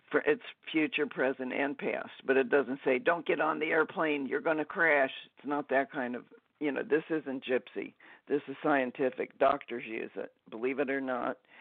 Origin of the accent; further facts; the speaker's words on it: Dayton, Ohio, United States; I grew up in Dayton, Ohio.